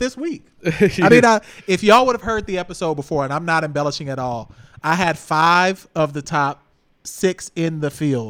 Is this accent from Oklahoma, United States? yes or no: yes; Oklahoma, United States; also born or lived in Texas; now in Houston, United States; I prefer to Oklahoma. Be from Oklahoma and Texas. I am a heartland flyover state person.